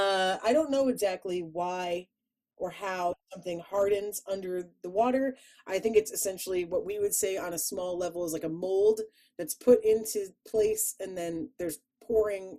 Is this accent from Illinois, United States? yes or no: yes; Chicago, Illinois, United States; accent: Chicago; my Chicago accent came out